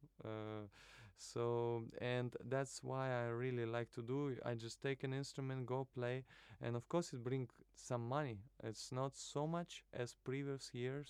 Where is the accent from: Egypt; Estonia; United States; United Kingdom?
Estonia; Narva, Ida-Viru County; moved away as an adult; also born or lived in Kaliningrad / Moscow / Tartu; now in Tallinn, Estonia; I'm from Narva originally, but I was born in Kaliningrad, and the first few years I was spending in Moscow also. That's what my memory is saying to me. But then most of my life I was living in Narva until 19 years old.